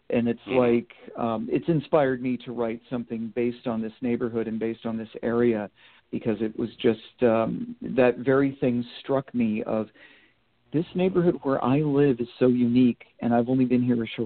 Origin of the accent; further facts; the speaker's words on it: Vermont, United States; I grew up in New England, and when I think of the very small town that I grew up in, which is still pretty much a small town